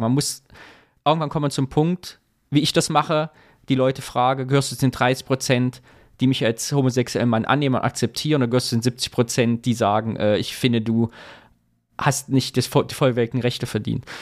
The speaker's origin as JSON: {"language": "German", "town": "Sondershausen", "region": "Thuringia", "country": "Germany", "tie": "born or raised there", "moved": "yes", "lives_now": "Cologne, Germany", "said": "von Sondershausen, wo ich herkomme"}